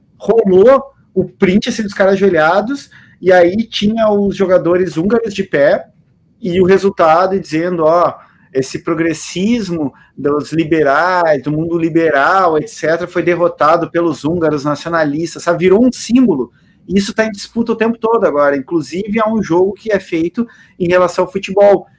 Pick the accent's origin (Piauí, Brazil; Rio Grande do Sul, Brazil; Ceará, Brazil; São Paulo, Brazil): Rio Grande do Sul, Brazil; Porto Alegre; A vida inteira cresci era de pé no Olímpico, ou de visitante do Beira Rio